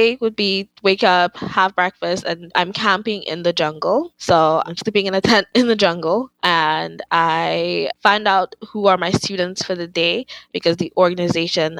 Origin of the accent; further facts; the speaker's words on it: Dominica; moved away as an adult; now in United States; Growing up in Dominica